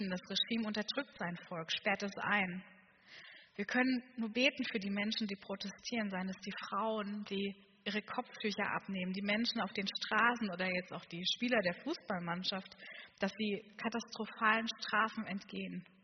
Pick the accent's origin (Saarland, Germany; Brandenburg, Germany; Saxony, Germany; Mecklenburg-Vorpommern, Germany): Saxony, Germany; Und ich komme aus Sachsen. Ich weiß, man hört es nicht mehr ganz so